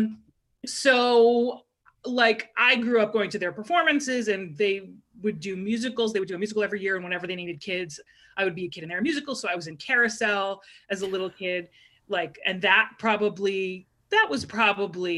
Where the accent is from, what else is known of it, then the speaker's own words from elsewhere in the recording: Freehold, New Jersey, United States; I am from Freehold, New Jersey, hometown of ….